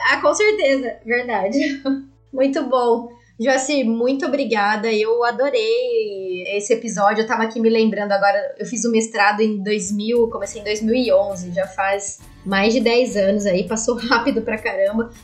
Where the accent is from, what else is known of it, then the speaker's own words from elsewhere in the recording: Barretos, São Paulo, Brazil; sou de Barretos, logo aí.